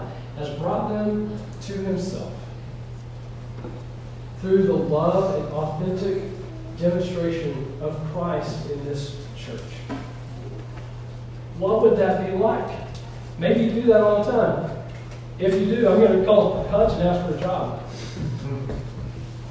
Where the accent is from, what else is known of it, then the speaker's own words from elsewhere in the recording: Elizabethton, Northeast Tennessee, United States; I'm from Northeast Tennessee, a little place called Elizabeth.